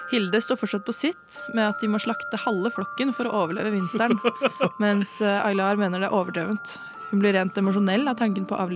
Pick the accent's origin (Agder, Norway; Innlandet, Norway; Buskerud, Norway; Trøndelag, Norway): Innlandet, Norway; Vang; Nei, altså ta meg med dit uh, jeg kommer fra. Det er uh, Vang i Valdres.